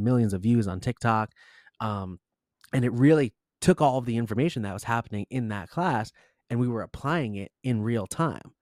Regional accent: Rumson, New Jersey, United States; I'm actually from Rumson, New Jersey, not too far away

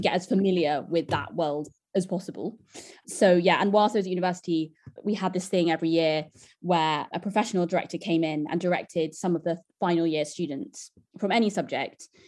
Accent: London, United Kingdom; I grew up in Camden

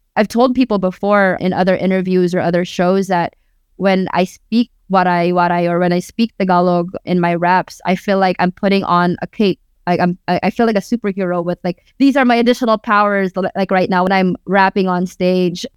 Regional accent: Bay Area, California, United States; first language Waray; English is a second language; also born or lived in Philippines / Tacloban; I grew up in the Bay

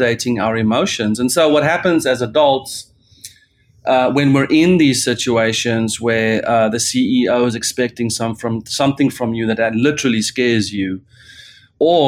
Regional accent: South Africa; as a South African

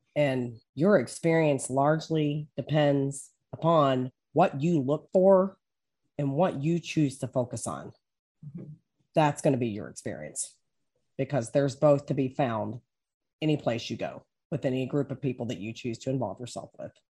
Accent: Maysville, Kentucky, United States; I grew up back in Maysville, Kentucky.

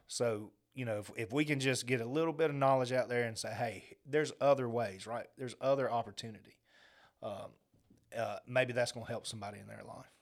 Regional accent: Augusta, Georgia, United States; Growing up in Augusta, I grew up around military families my whole life

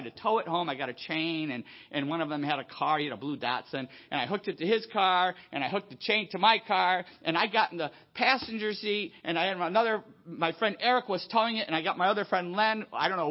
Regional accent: Buffalo, New York, United States; moved away; I grew up in Buffalo, you know, Niagara Falls

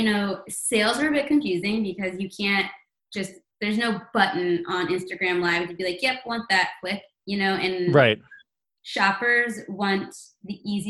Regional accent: New York, United States; I think as a New Yorker, we're all still skeptical and frown upon that a bit.

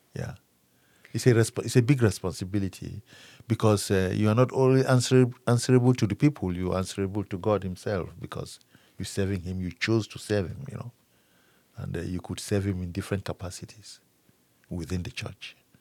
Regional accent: Cameroon; moved away as an adult; now in Frankfort, United States; I am originally from Cameroon, in, uh, West Africa.

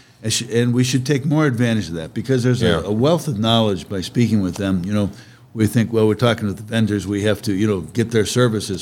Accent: Ohio, United States; moved away; I'm originally from Ohio

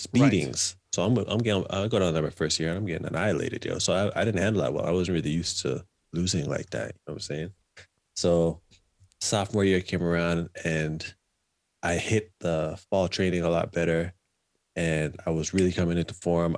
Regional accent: Canada; moved away as an adult; I left Canada as the Canadian junior champion

